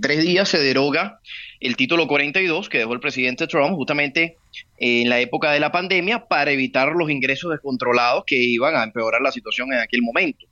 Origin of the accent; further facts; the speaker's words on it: Venezuela; now in Colombia; Yo soy inmigrante, yo estoy en Colombia en este momento, soy venezolano